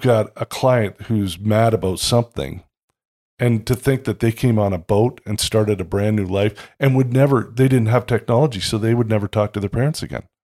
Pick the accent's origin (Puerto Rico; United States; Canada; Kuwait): Canada; Toronto, Ontario; I grew up in Toronto